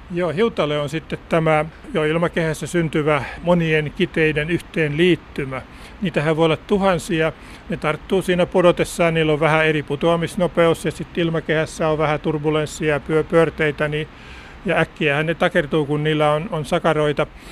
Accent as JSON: {"language": "Finnish", "area": "Häme", "region": "Tavastia", "country": "Finland", "tie": "born or raised there", "said": "mun lapsuudessa Hämeessä"}